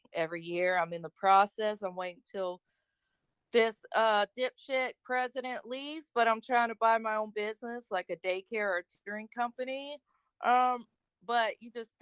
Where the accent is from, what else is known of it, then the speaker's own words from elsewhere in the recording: Florida, United States; also born or lived in Austin, Texas; I'm from Florida. I lived in Austin for 1 year